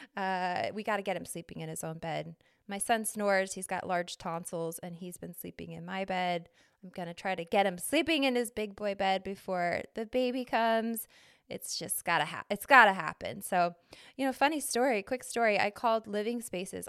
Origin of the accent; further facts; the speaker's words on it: Arizona, United States; now in New York City, United States; I grew up in Arizona.